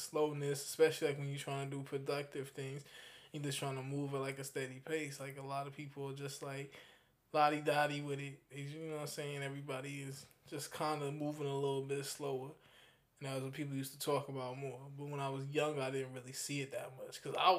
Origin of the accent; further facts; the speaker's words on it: New York, United States; well, I'm from Long Island, so Long Island's a little bit more suburb